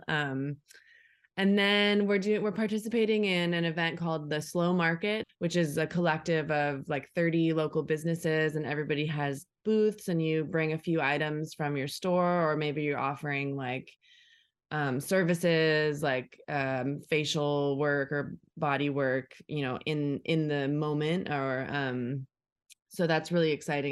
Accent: Orange County, California, United States; I grew up in Orange County, so this is kind of where I come from

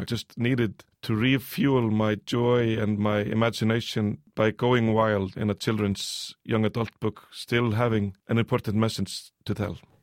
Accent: Iceland; also born or lived in United States; I came to Iceland also with maybe a fresh set of eyes

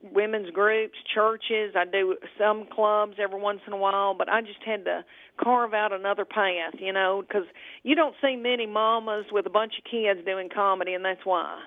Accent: Adams, Tennessee, United States; also born or lived in Bowling Green, Kentucky; I was raised in Adams, Tennessee, which is on the Kentucky Tennessee border

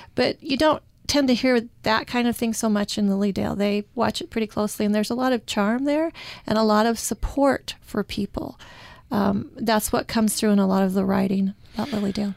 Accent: Utah, United States; I'm from Utah

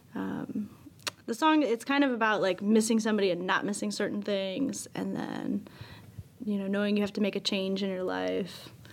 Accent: Chicago, Illinois, United States; we're from Chicago

